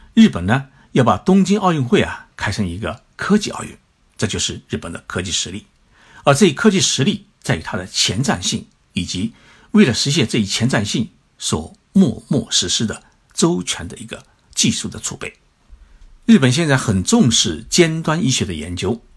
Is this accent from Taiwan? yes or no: no; China; 我觉得我们中国人完全可以把企业管好